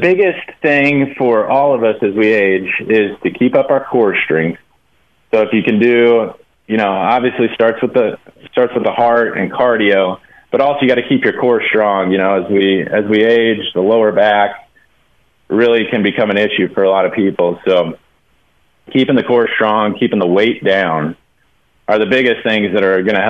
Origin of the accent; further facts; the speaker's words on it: Kansas, United States; born there; You know, so I was born in Kansas, and a lot of my family is from Kansas. We kind of grew up Jayhawks fans.